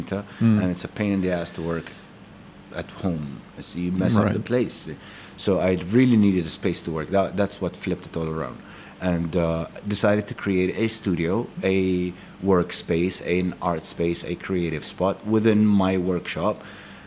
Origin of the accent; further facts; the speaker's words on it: Dubai, United Arab Emirates; moved away as an adult; also born or lived in United States / Manama, Bahrain; now in Bahrain; I used to live in like my family lived in Dubai. I grew up in Dubai.